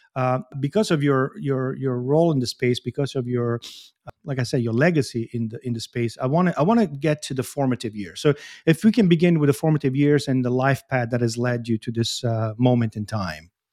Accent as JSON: {"language": "English", "town": "Bari", "region": "Apulia", "country": "Italy", "said": "I'm from Puglia, I'm from Bari."}